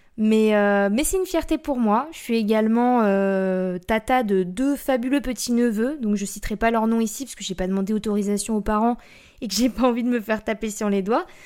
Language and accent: French; Blois, Centre-Val de Loire, France; also born or lived in near Chambord; je suis née à Blois, donc Blois c'est dans le 41